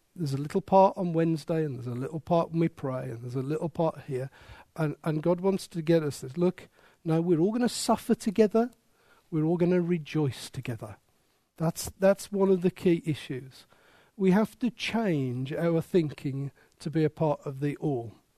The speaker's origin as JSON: {"language": "English", "town": "Wolverhampton", "region": "West Midlands", "country": "United Kingdom", "tie": "born or raised there", "said": "I was born there. I am proud of it. It is my accent"}